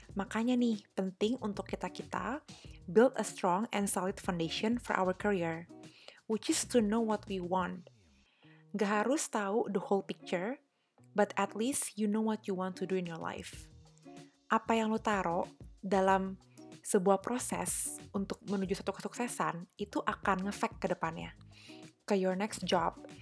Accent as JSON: {"language": "Indonesian", "region": "Jakarta", "country": "Indonesia", "said": "gue dari Jakarta"}